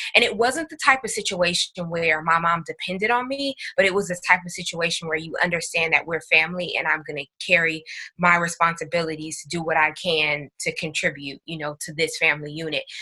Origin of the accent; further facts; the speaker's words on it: Northern California, United States; also born or lived in Long Beach, California; I'm from Northern California